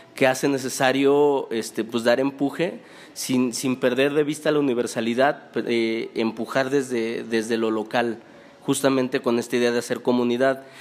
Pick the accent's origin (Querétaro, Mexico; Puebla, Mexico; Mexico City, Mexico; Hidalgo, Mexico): Hidalgo, Mexico; Pachuca; moved away as an adult; also born or lived in Guadalajara; ahora ya estoy otra vez aquí en mi ciudad natal, en Pachuca